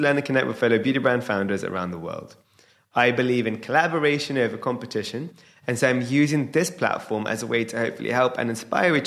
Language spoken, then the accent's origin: English; United Kingdom; I'm a British Indian entrepreneur